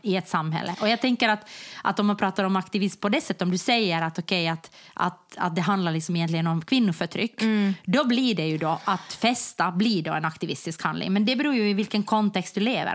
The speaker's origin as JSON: {"language": "Swedish", "town": "Jakobstad", "region": "Ostrobothnia", "country": "Finland", "also_born_or_lived": "Germany", "moved": "yes", "said": "jag kom från Jakobstad"}